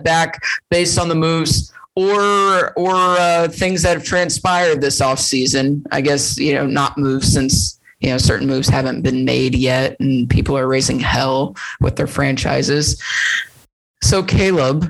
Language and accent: English; Indiana, United States; We grew up in Indiana.